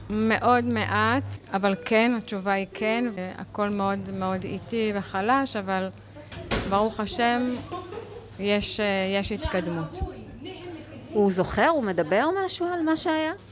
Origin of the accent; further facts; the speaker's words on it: Kiryat Arba, West Bank, Palestine; אנחנו גרים בקריית ארבע המון המון שנים, נולדנו במקום, גדלנו במקום, בנינו את ביתנו בקריית ארבע, מגדלים דור שלישי בקריית ארבע.